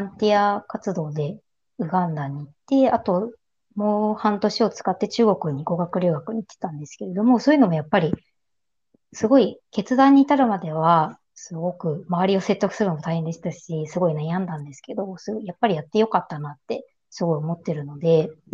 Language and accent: Japanese; Kanto, Japan; ずっと私、関東出身で、関東に住み続けてるので